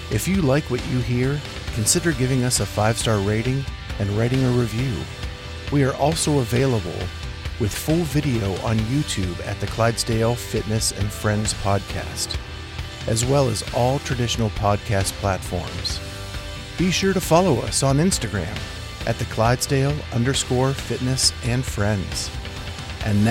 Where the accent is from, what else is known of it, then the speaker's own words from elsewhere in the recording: western Pennsylvania, United States; now in Columbus, United States; I grew up on the other side of Pennsylvania